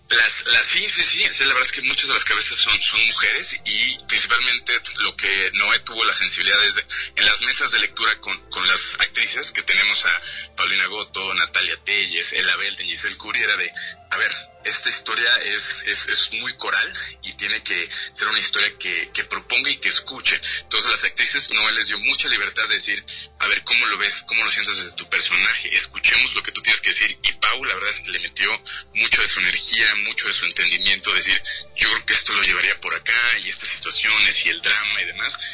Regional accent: Guadalajara, Jalisco, Mexico; yo soy tapatío

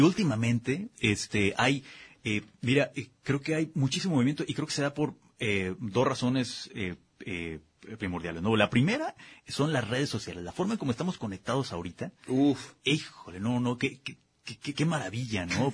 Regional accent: Guadalajara, Jalisco, Mexico; somos muy barrocos aquí en, Guadalajara

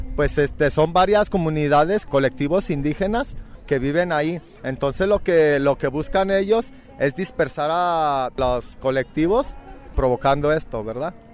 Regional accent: Zapopan, Jalisco, Mexico; somos mexicanos y pues somos zapopanos

